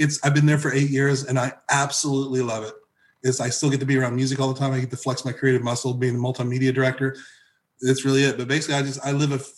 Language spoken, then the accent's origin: English; Evansville, Indiana, United States; moved away as an adult; also born or lived in Southern California / Nashville, Tennessee; now in Tennessee, United States; I grew up in Southern Indiana, Southwestern Indiana, okay, specifically the Evansville area, Indiana area